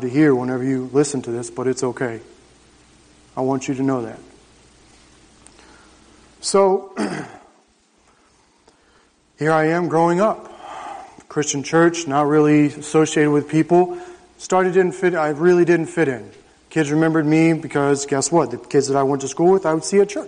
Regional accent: Jacksonville, Florida, United States; I grew up on 2 acres in the suburbs of Jacksonville

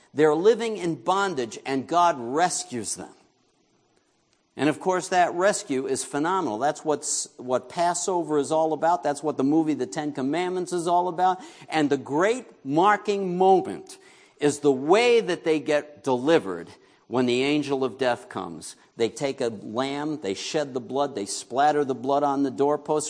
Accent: New York, United States; moved away; I grew up in New York

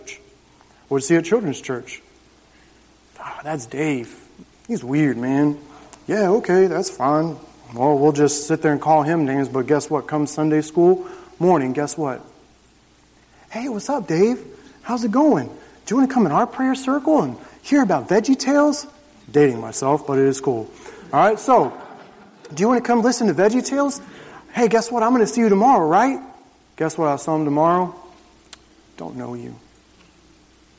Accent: Jacksonville, Florida, United States; I grew up on 2 acres in the suburbs of Jacksonville

